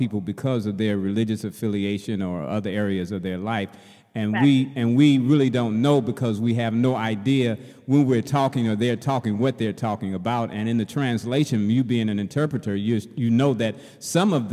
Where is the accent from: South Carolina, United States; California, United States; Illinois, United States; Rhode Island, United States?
Illinois, United States; Chicago; I'm from Chicago, and the entire school system in Chicago